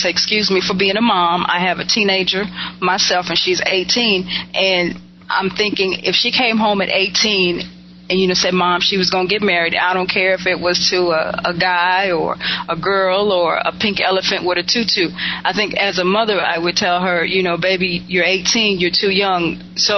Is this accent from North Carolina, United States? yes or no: yes; Winston-Salem, North Carolina, United States; I'm from Winston-Salem, North Carolina